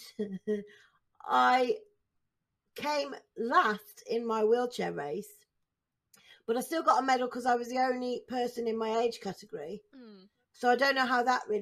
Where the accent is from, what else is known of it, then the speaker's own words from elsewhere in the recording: Staffordshire, West Midlands, United Kingdom; I'm from Staffordshire as well